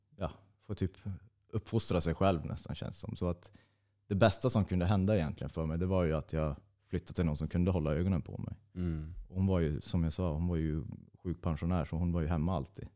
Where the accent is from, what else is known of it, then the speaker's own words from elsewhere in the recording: Nödinge, Västra Götaland, Sweden; also born or lived in Uddevalla / Hisingen, Gothenburg; now in Norrland, Sweden; jag är född i Uddevalla och bodde i Hisingen i fem eller sex år, jag minns inte riktigt. Och sen flyttade vi till Ale kommun, till ett ställe som heter Nödinge. Jag gick skola där